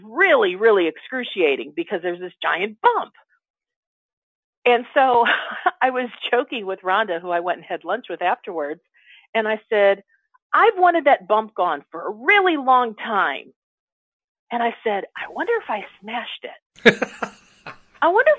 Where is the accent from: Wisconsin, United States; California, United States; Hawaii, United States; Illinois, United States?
Illinois, United States; Chicago; a sarcastic sense of humor like I grew up with in Chicago